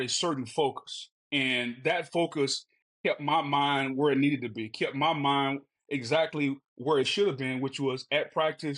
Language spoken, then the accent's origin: English; Winnsboro, Louisiana, United States; I'm from Winsboro